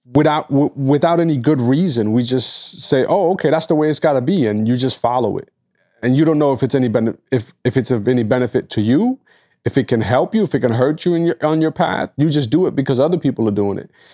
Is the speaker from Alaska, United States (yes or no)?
no; New York, United States; as a New Yorker